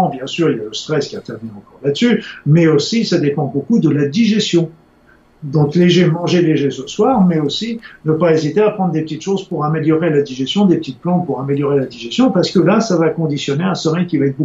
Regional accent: Spain; Tant en tant qu'Espagnol, c'est encore plus tard.

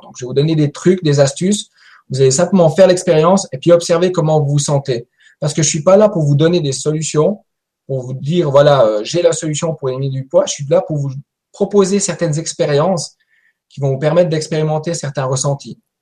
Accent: Valais, Switzerland; je viens de Suisse. Je suis un petit Suisse qui vient du Valais

